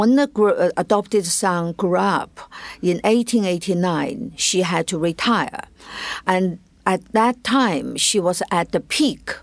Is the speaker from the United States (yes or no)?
no; China; I as growing up in China